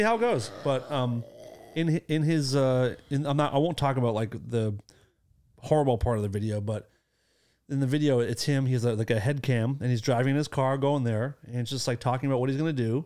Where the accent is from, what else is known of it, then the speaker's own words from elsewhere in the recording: Acton, Massachusetts, United States; my hometown